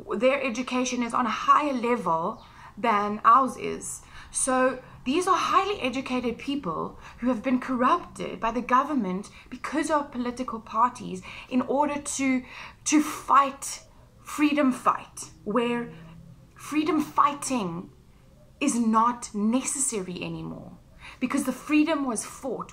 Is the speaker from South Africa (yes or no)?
yes; South Africa; I'm South African